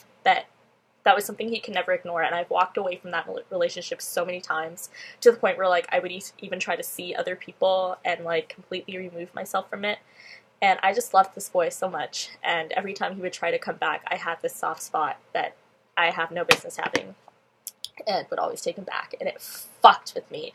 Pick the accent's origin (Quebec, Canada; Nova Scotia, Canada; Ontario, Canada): Ontario, Canada; Pickering; I'm from Pickering